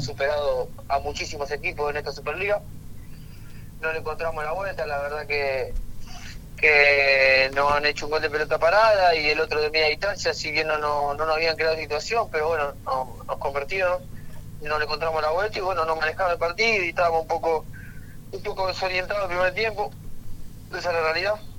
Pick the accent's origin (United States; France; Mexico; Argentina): Argentina; como todo argentino